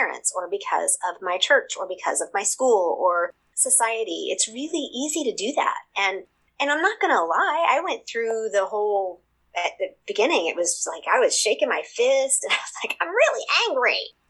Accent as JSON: {"language": "English", "region": "Seoul", "country": "South Korea", "tie": "born or raised there", "said": "I describe them because I'm a missionary kid. I grew up in Seoul, Korea, actually."}